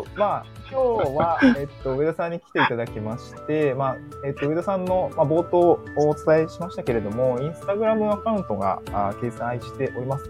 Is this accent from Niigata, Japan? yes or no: yes; Niigata, Japan; also born or lived in Tokyo; now in Awaji Island, Japan; 新潟市出身ということで